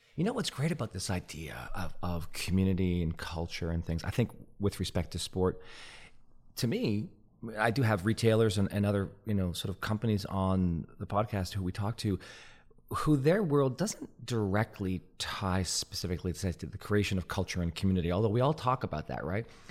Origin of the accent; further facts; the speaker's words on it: Montreal, Quebec, Canada; I grew up in Montreal during the reign of the Montreal Canadiens hockey team